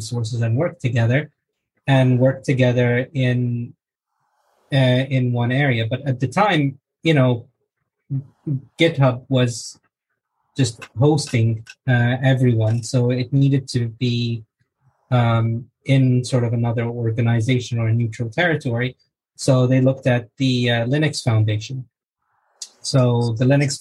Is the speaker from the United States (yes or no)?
no; Egypt; now in London, United Kingdom; I live in London with my wife, and I'm originally from Egypt